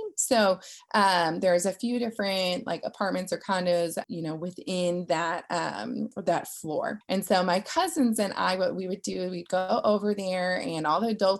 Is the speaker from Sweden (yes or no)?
no; Minnesota, United States; I grew up in Minnesota and we had snow every Christmas.